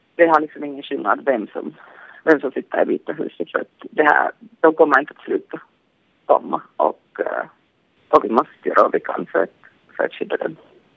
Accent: Finland; moved away as an adult; now in Los Angeles, United States; jag är från Finland.

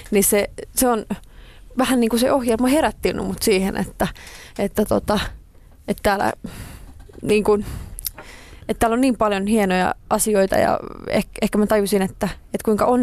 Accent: Espoo, Uusimaa, Finland; Sitten mä pari vuotta sitten muutin tonne Nuuksioon vielä enemmän metsään, mistä olen kotoisin

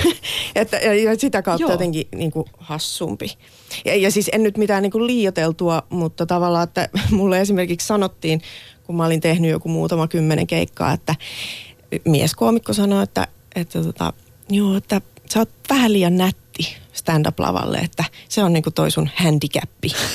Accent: Laihia, Ostrobothnia, Finland; now in Helsinki, Finland; mä oon Laihialta kotoisin ja nyt asun Helsingissä

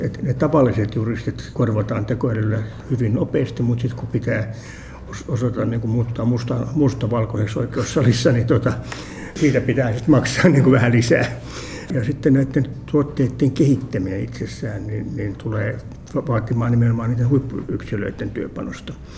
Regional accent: Helsinki, Uusimaa, Finland; Mä olen asunut lapsuuteni Munkkiniemessä

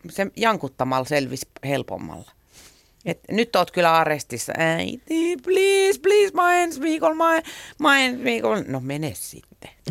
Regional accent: Helsinki, Uusimaa, Finland; Mä aina sanon, että mä tuun Suomesta, koska se on vähän hähmäinen käsite, että mistä mä tuun. Mä oon syntynyt Helsingissä. Mun vanhemmat asu silloin Malmilla.

